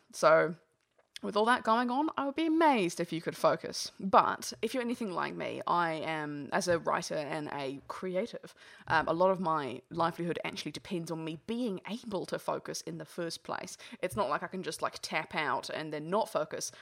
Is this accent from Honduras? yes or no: no; England, United Kingdom; moved away; originally I'm English